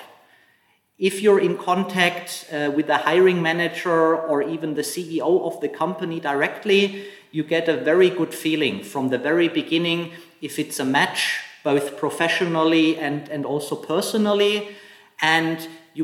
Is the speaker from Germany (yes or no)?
yes; Germany; moved away as an adult; also born or lived in Hong Kong / Shanghai; now in China; I'm from Germany originally, and I have lived and worked in Hong Kong and mainland China for 11 years now